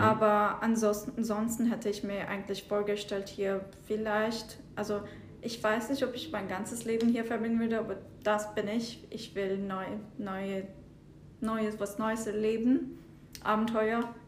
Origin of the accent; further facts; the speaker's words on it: southern Turkey, Turkey; moved away as an adult; also born or lived in Istanbul, Turkey / Zurich, Switzerland / Michigan, United States; now in Detroit, United States; ich komme ursprünglich aus der Türkei, aus dem Süden. Äh, meine Eltern wohnen immer noch dort. Äh, es ist eine kleine Stadt, heißt Ufa. Äh, als ich 14 war, bin ich aufs Internat nach Istanbul gegangen